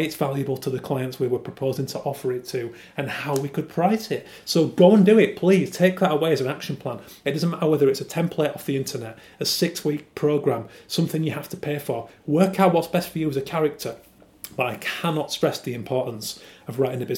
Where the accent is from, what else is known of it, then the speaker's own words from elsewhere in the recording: Yorkshire and the Humber, United Kingdom; I'm a Yorkshireman